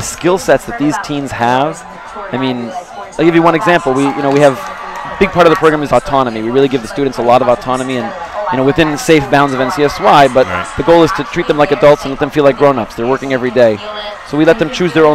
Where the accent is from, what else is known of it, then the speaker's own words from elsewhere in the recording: Los Angeles, California, United States; moved away as an adult; also born or lived in San Diego, California; now in Israel; I'm originally from Los Angeles, California.